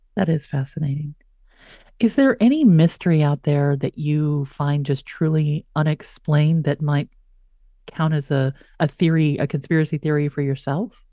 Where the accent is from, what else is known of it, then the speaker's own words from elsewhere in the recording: West Texas, United States; I'm from West Texas